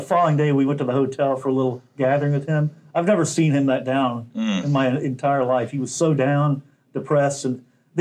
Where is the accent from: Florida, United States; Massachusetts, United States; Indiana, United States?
Florida, United States; St. Augustine; we grew up in St. Augustine. Both of us were in high school together